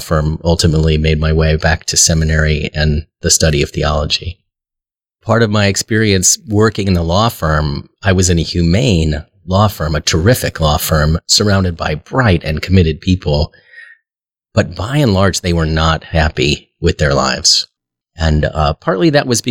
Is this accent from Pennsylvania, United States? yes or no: no; Omaha, Nebraska, United States; I was born here in Omaha and am a lifelong Episcopalian.